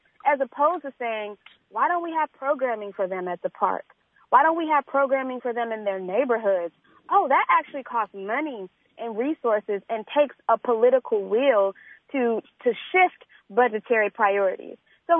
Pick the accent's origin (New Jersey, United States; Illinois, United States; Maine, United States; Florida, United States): Illinois, United States; Chicago; I grew up here. I was born and raised on the South Side.